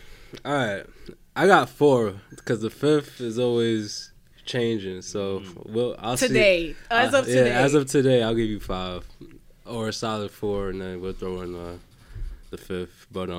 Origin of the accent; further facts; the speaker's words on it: Queens, New York, United States; I'm from Queens.